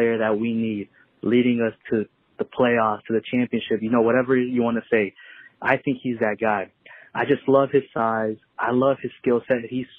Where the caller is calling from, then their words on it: Avon Park, Florida, United States; I'm from Avon Park, Florida, and I'm just calling in just to get your guys' opinion on this.